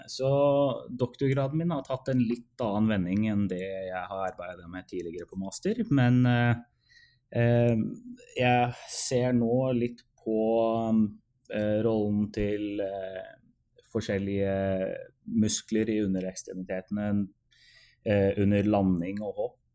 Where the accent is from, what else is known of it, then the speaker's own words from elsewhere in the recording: Oslo, Norway; moved away as an adult; now in Edmonton, Canada; før jeg fullførte masterløpet hjemme i Oslo igjen i 2016. Og etter fullført masterløp så flytta jeg faktisk permanent til Edmonton for å, for å starte en doktorgrad her